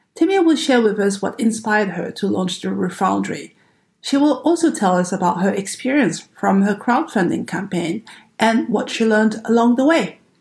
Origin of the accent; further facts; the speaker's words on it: United States; accent: American; now in Canberra, Australia; my American accent